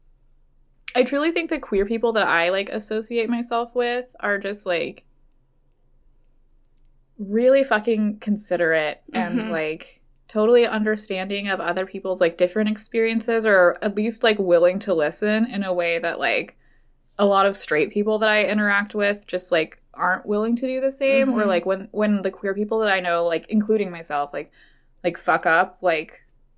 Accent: Idaho, United States; now in Portland, United States; I grew up in Idaho.

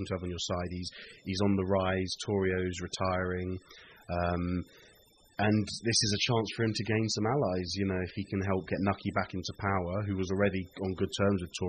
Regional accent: London, United Kingdom; I'm a British musician from London

